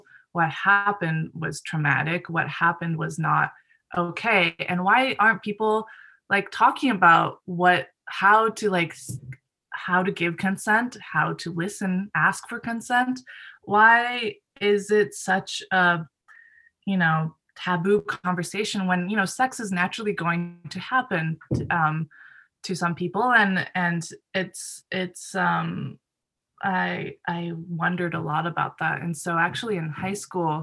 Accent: Japan; moved away; I grew up in Japan where sexual education is also very, very lacking

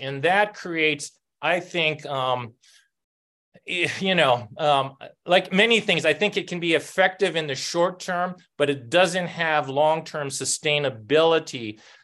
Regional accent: Oahu, Hawaii, United States; now in New Mexico, United States; I grew up um, in a public housing, um, one of the rougher ones in um, Oahu

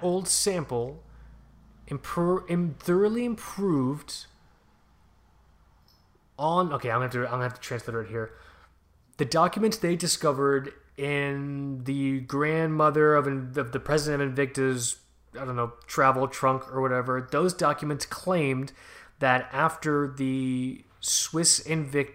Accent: Fort Lauderdale, Florida, United States; where I grew up in Fort Lauderdale

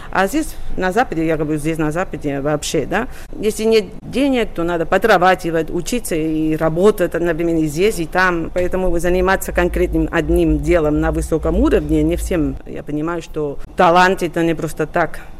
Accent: Sabadell, Catalonia, Spain; родилась в городе Сабадель. Находится Сабадель 23 километра от Барселоны, то есть недалеко от Барселоны. И я детство провела в Сабаделе, и уже подростком стала приезжать очень часто все выходные практически в Барселону

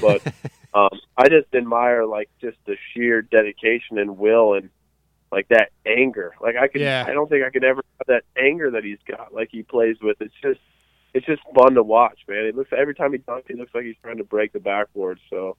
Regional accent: Orlando, Florida, United States; I like to root for my hometown, Orlando Magic

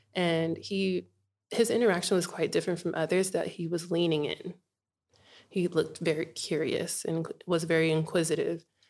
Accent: Inglewood, California, United States; moved away as an adult; now in Bunbury, Australia; I was born in Inglewood, California

